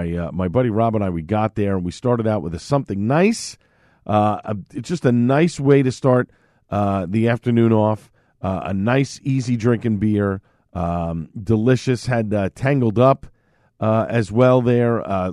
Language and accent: English; Staten Island, New York, United States; accent: Staten Island; And at times, my accent from where I was born and raised in Staten Island does drop in.